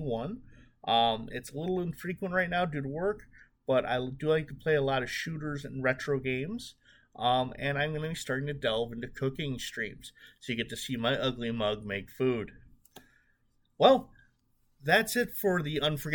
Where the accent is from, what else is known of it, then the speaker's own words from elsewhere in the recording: Chicago, Illinois, United States; I'm from the Chicago area